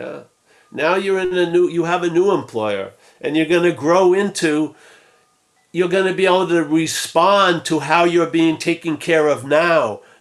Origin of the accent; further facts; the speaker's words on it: Rockville Centre, New York, United States; accent: Long Island; I'm from Rockville Center, Long Island